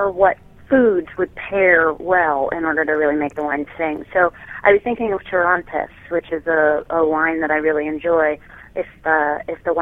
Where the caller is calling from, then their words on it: Philadelphia, Pennsylvania, United States; I'm calling from Philadelphia, PA